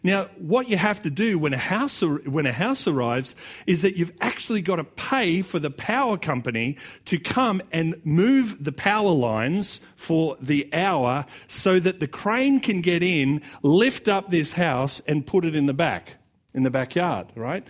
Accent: Australia; accent: Australian; it's just going to be as Australian as it's going to get

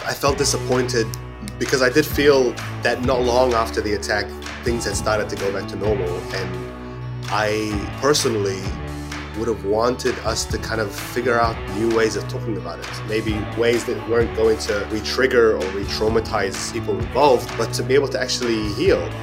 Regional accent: Auckland, New Zealand; moved away as an adult; also born or lived in Cairo, Egypt / Istanbul, Turkey; now in London, United Kingdom; I was born in Cairo, in Egypt, and I migrated to Auckland when I was eight years old, spent most of my life here

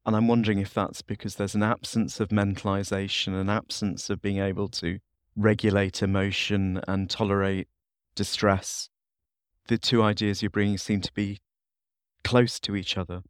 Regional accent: Leeds, Yorkshire and the Humber, United Kingdom; I'm from the North U K. I'm from the city of Leeds.

